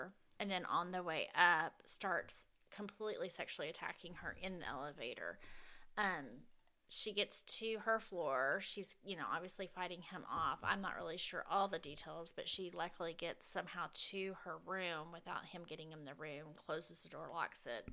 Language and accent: English; the South, United States; I'm a Southerner